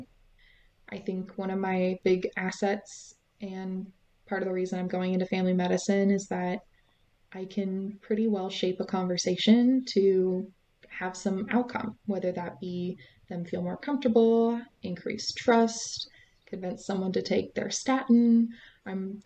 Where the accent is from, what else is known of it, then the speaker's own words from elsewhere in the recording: West Coast, United States; I'm from the West Coast